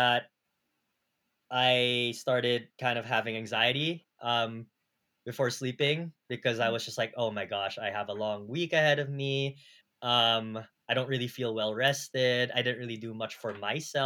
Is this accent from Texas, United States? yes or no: no; California, United States; now in New York City, United States; I'm from California